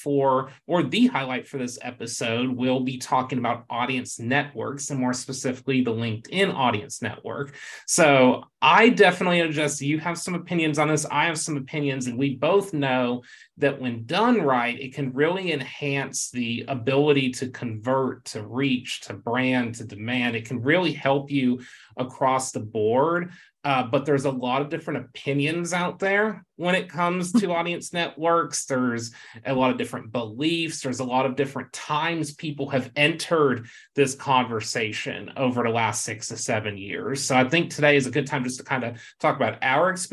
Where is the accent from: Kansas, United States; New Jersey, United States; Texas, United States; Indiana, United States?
Texas, United States; my home state, of course, Texas